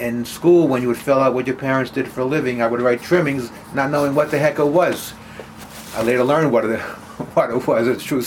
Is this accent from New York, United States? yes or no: yes; Yonkers, New York, United States; also born or lived in Carmel, New York; now in Hartsdale, United States; I grew up in Yonkers, New York